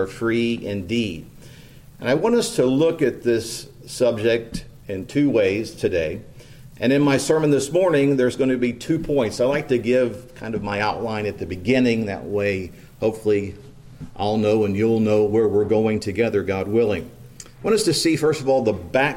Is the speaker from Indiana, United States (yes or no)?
yes; New Castle, Indiana, United States; moved away as an adult; I grew up in Newcastle